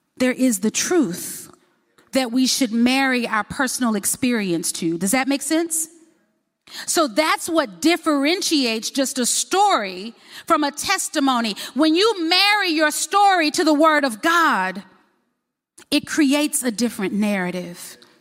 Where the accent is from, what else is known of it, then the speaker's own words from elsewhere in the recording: Baton Rouge, Louisiana, United States; now in Huntsville, United States; I was born in Baton Rouge, Louisiana, and I always forget. I never want to tell people I'm from Alabama. I don't know why. Um, but we live in Huntsville, Alabama